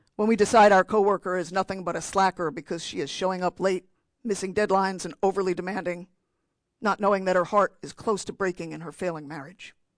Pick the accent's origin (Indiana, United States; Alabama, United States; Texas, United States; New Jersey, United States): New Jersey, United States; I'm from New Jersey